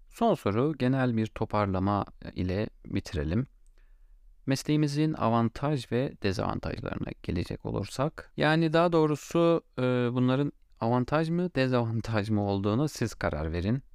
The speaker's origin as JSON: {"language": "Turkish", "region": "Gaziantep", "country": "Turkey", "said": "ben Gaziantep'liyim"}